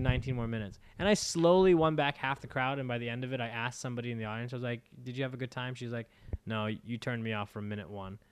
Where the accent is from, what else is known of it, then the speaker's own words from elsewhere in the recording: United States; as an American